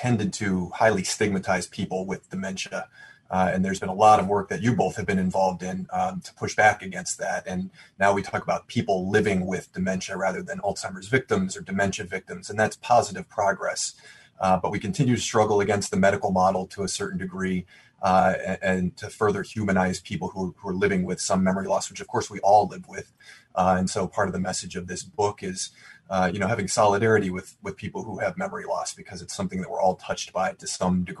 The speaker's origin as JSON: {"language": "English", "town": "Cleveland", "region": "Ohio", "country": "United States", "tie": "born or raised there", "said": "my hometown is Cleveland"}